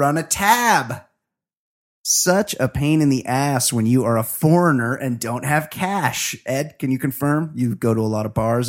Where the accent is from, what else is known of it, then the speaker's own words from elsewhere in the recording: Alberta, Canada; I am also from Western Canada, Alberta. I'm a friend from Alberta. And when I describe, that's where they grow all the wheat.